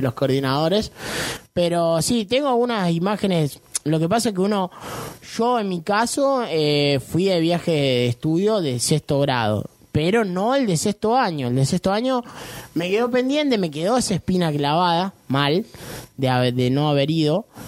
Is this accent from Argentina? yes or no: yes; Leones, Córdoba, Argentina